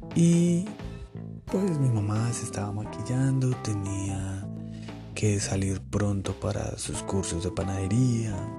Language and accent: Spanish; Colombia; Soy colombiano, vivo en Colombia.